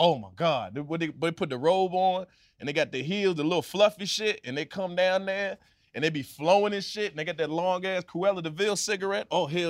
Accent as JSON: {"language": "English", "region": "the South", "country": "United States", "said": "I got skills, baby. I'm from the South."}